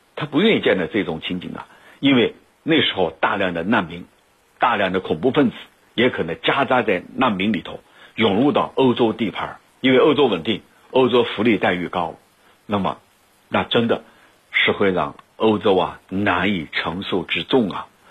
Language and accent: Chinese; China; 我们中国人